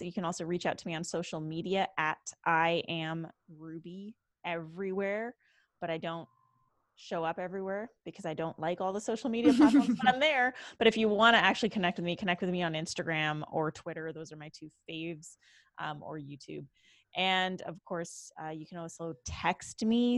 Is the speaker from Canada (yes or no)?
yes; Canada; now in Los Angeles, United States; from Canada. I am Canadian